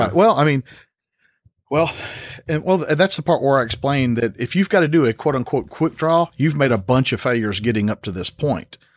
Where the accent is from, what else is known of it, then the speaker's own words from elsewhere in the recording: Tennessee, United States; born and raised in Tennessee